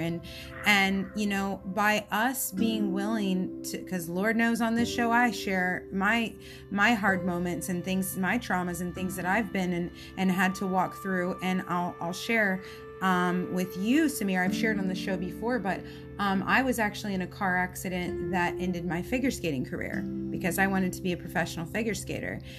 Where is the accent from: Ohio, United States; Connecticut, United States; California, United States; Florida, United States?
Florida, United States; I'm a Florida girl. Um, I was born in Florida and I love South Florida